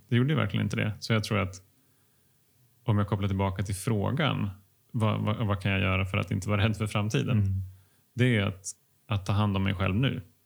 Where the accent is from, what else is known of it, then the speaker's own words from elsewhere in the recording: Finland; jag är finne